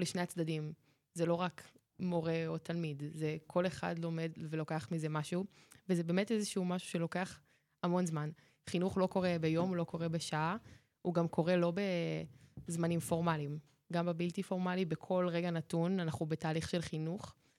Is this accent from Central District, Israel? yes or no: yes; Ganei Hadar, Central District, Israel; אני אה, במקור אה, ממושב גני הדר, שזה ליד רחובות